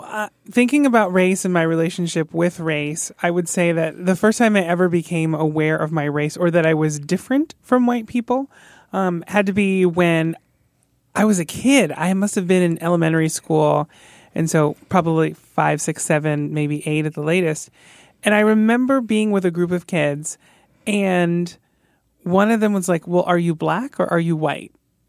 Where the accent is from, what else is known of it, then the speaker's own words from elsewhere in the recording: Palm Beach County, South Florida, United States; So I grew up in South Florida in Palm Beach County. So at the time when I was growing up there, there were Latino people, Latinx people, but they were primarily located, like, in southern counties